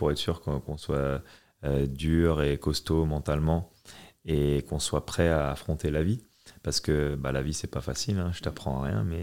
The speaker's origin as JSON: {"language": "French", "country": "France", "tie": "born or raised there", "said": "Et, surtout en grandissant en France, euh, mon père, il voulait être sûr que, que je sois prêt."}